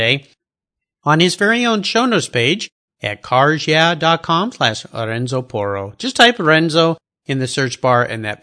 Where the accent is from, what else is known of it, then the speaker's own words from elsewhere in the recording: United States; being an American